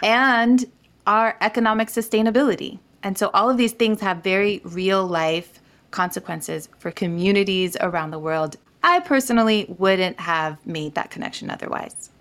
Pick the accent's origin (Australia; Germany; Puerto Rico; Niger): Niger; moved away; I grew up in Niger, West Africa